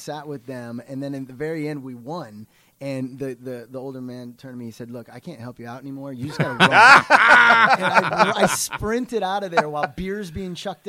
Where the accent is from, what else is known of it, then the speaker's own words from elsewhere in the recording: Iowa, United States; I grew up in Iowa where we didn't have a pro team.